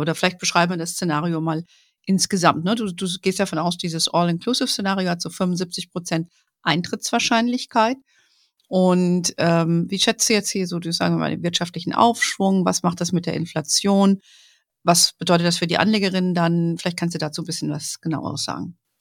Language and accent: German; Germany